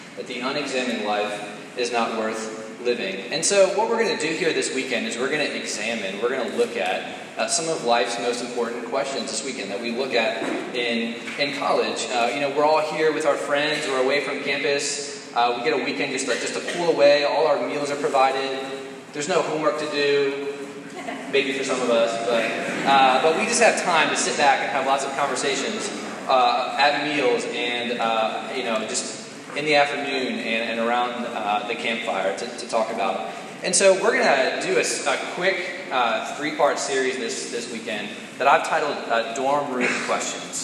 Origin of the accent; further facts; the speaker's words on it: Damascus, Maryland, United States; I'm originally from Montgomery County, Maryland